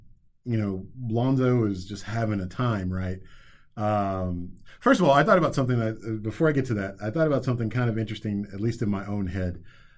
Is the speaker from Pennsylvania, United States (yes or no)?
no; Texas, United States; I'm going to totally generalize here as a Texan